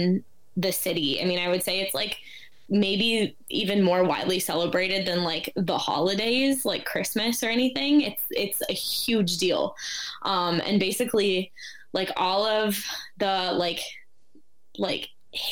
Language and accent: English; Minneapolis, Minnesota, United States; born or raised there; now in Chicago, United States